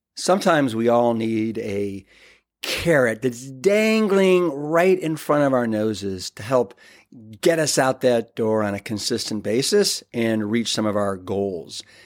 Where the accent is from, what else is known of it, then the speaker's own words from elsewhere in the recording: Austin, Texas, United States; my hometown of eclectic, iconic, and the capital of Texas, Austin